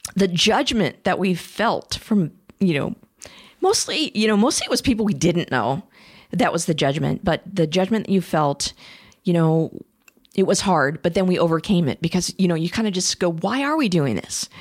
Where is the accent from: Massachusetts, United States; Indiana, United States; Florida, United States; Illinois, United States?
Illinois, United States; Champaign; moved away; also born or lived in Des Moines, Iowa; I grew up in Champaign, Illinois, and Des Moines, Iowa. So I was a Midwestern flatlander